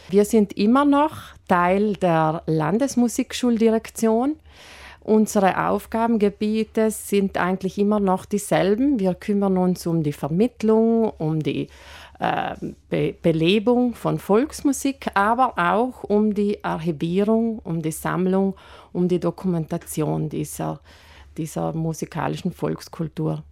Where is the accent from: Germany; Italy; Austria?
Italy; South Tyrol, Trentino-Alto Adige; hier bei uns in Südtirol